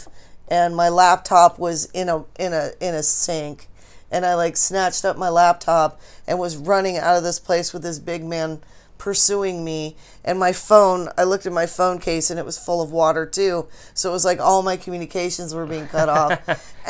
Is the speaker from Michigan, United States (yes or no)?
no; Boise, Idaho, United States; I grew up in Boise